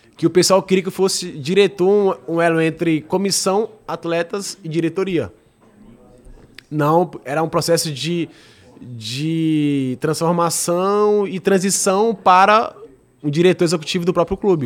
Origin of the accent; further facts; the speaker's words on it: Fortaleza, Ceará, Brazil; na minha cidade, onde eu cresci